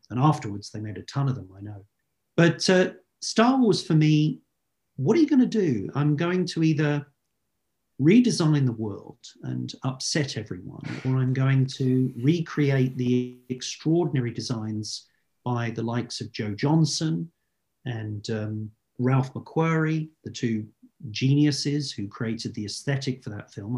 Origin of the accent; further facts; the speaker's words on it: United Kingdom; as a Brit